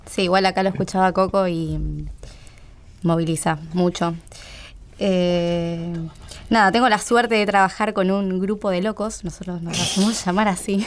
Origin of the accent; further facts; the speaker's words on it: Buenos Aires, Argentina; yo me crié acá en Buenos Aires, una familia normal de clase media, de colegio